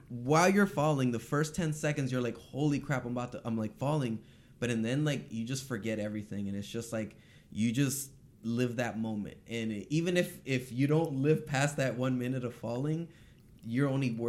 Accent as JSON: {"language": "English", "town": "Los Angeles", "region": "California", "country": "United States", "tie": "born or raised there", "said": "from here, North Hollywood."}